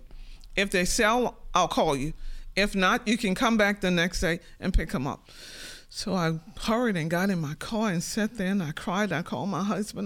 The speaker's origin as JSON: {"language": "English", "area": "St. Bernard Parish", "region": "Louisiana", "country": "United States", "tie": "born or raised there", "said": "We grew up in St. Bernard Parish, on the outskirts of the city"}